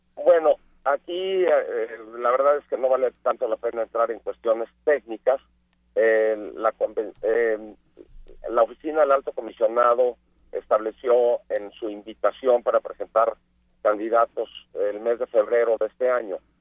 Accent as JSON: {"language": "Spanish", "country": "Mexico", "said": "yo por ser mexicano"}